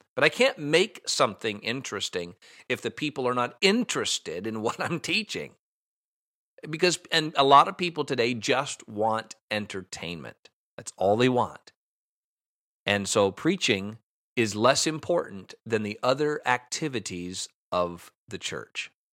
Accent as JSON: {"language": "English", "country": "United States", "said": "I'm an American."}